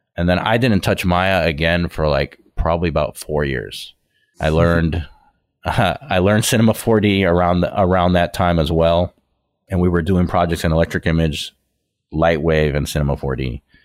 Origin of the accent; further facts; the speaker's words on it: Miami, Florida, United States; I'm originally from Miami